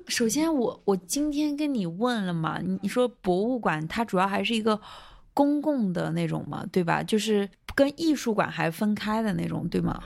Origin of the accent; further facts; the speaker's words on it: Chuzhou, Anhui, China; now in Hong Kong; 我老家是安徽滁州